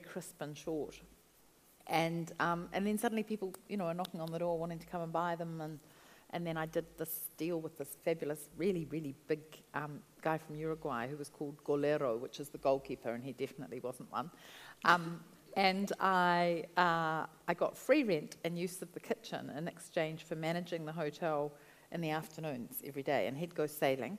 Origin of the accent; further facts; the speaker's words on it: New Zealand; also born or lived in Gisborne / Brazil; Came back to New Zealand, and I went home to live with my parents in Wellington